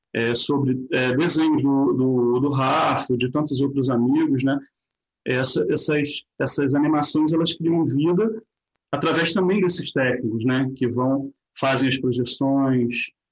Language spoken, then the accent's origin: Portuguese; Nova Friburgo, Rio de Janeiro, Brazil; nasci em Nova Friburgo